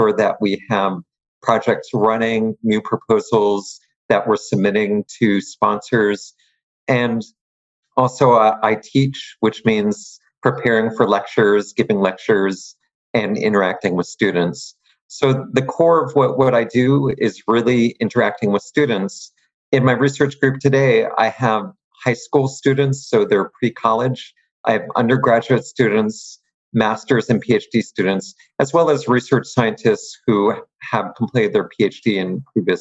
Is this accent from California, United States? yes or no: no; Pennsylvania, United States; moved away as an adult; also born or lived in Maryland / New Mexico / Georgia; now in New Jersey, United States; I grew up in Pennsylvania in the United States